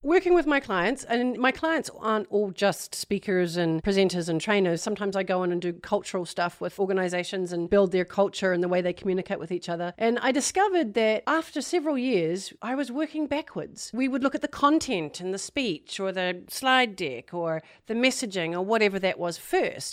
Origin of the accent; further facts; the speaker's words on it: New Zealand; moved away; I'm from New Zealand originally